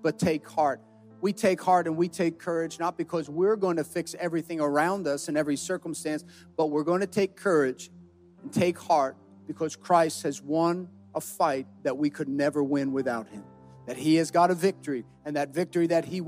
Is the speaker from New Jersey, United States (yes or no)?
yes; New Jersey, United States; we're from New Jersey